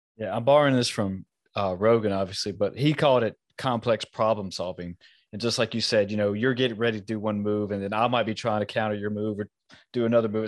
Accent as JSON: {"language": "English", "country": "United States", "tie": "born or raised there", "said": "I was born here in America"}